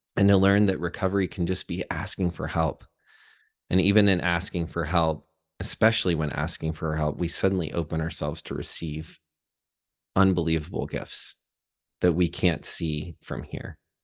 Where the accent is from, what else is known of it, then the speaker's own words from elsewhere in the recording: Chattanooga, Tennessee, United States; I was born in Chattanooga, Tennessee. Was born and raised there